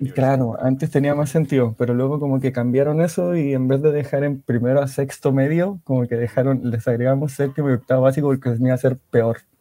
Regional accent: Antofagasta, Chile; also born or lived in Ovalle, Coquimbo; de Chile, de específicamente la ciudad de Antofagasta, de la segunda región

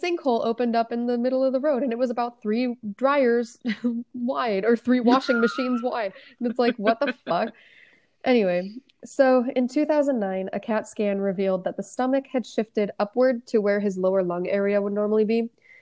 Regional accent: United States; I'm American

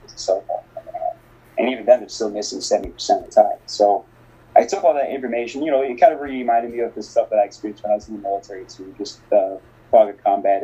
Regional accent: Northwest Indiana, United States; moved away as an adult; also born or lived in Bogota, Colombia; now in Minneapolis, United States; I was raised in the United, in Northwest Indiana specifically

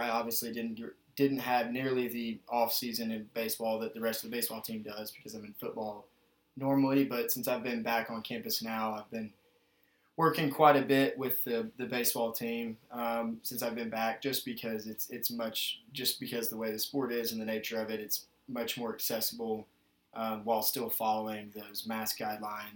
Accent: Nashville, Tennessee, United States; moved away as an adult; now in Middlebury, United States; I'm from Nashville, Tennessee, and found my way up here to Middlebury College

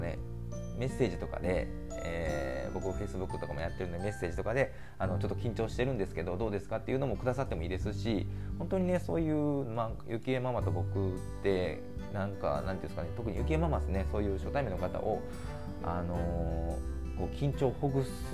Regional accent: Kansai, Japan; 僕は関西なんですけどね

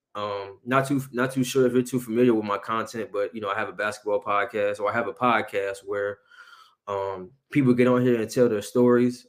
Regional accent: Aurora, Illinois, United States; also born or lived in Oak Park; I'm born and raised, you know, in Aurora

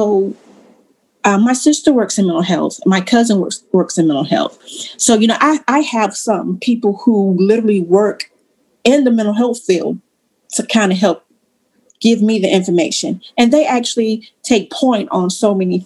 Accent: Eastern North Carolina, United States; moved away as an adult; now in Raleigh, United States; I'm from East North Carolina.

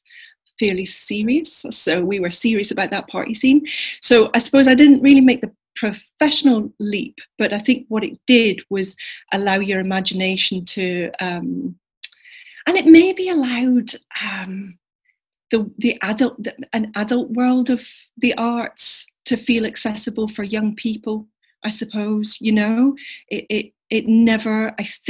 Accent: Edinburgh, Scotland, United Kingdom; growing up in Edinburgh, the Fringe came to visit

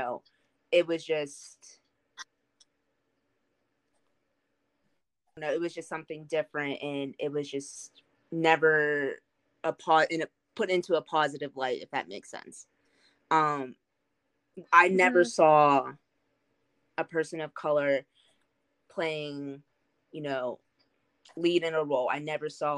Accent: Pittsburgh, Pennsylvania, United States; moved away as an adult; now in Nashville, United States; I'm originally from Pittsburgh, Pennsylvania, but me and my husband decided to move down here in 2019

